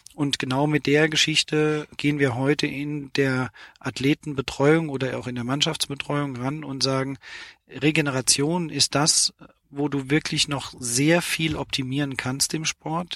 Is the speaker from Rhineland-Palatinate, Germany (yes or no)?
no; Steinbach bei Ottweiler, Saarland, Germany; ich bin ein gebürtiger Saarländer, komme aus einem Ort namens äh, Steinbach bei Ottweiler